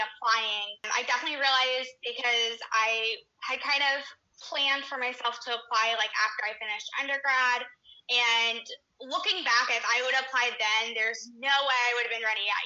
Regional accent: St. Augustine, Florida, United States; I am from St. Augustine, Florida. That's where I was born and raised.

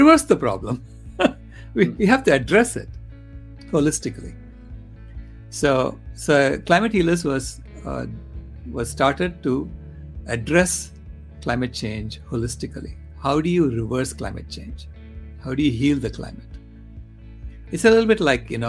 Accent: India; moved away as an adult; also born or lived in Long Island, United States / Stanford, United States; now in United States; I was born in India. And then I did my undergraduate in India. So I was there until I was 21 years old

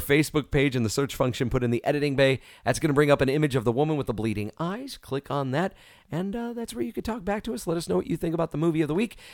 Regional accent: New York, United States; growing up in New York

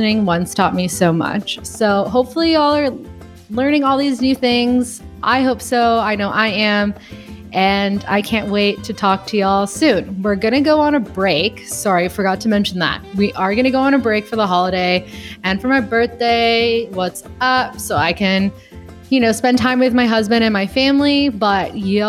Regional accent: Gardena, California, United States; born there; I was born in Gardena. Yeah, I was born in Gardena, California. So like my family is in LA.

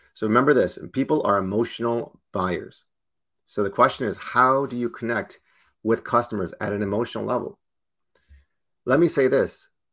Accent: Toronto, Ontario, Canada; I'm born and raised in Toronto

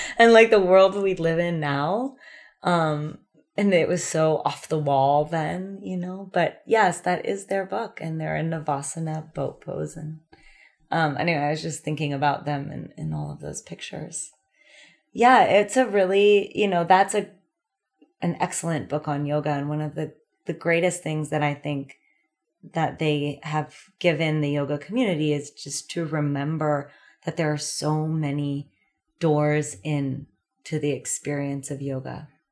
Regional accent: California, United States; moved away as an adult; also born or lived in New York City; growing up in California, I always had the ocean.

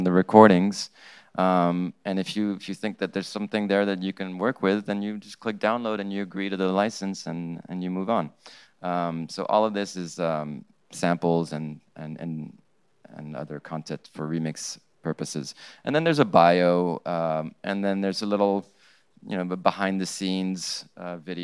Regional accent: Morocco; English is a second language; I grew up in Morocco

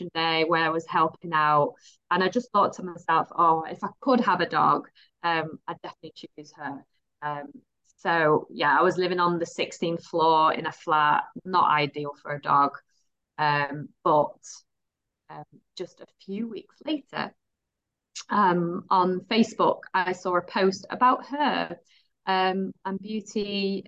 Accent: Netherlands; moved away as an adult; also born or lived in Dubai; now in West Yorkshire, United Kingdom; am from Holland originally, but I've got a British mother and a British husband

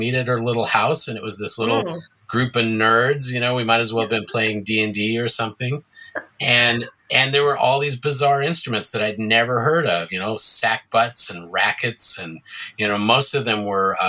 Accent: Boise, Idaho, United States; moved away as an adult; also born or lived in New York City; growing up in Boise, I would go to the midnight movies and see Rocky Horror

